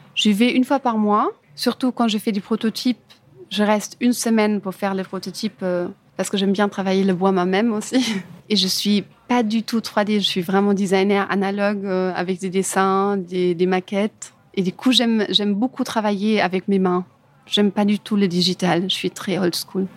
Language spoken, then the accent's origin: French; Germany; French is a second language; moved away as an adult; now in Paris, France; En Allemagne